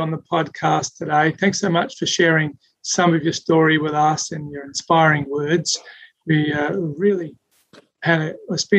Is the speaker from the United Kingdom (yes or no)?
no; Adelaide, South Australia, Australia; moved away; I'm from Adelaide